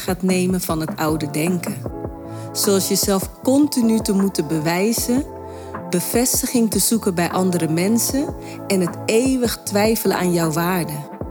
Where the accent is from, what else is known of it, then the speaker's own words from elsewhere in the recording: Rotterdam, South Holland, Netherlands; Rotterdam, mijn geboortestad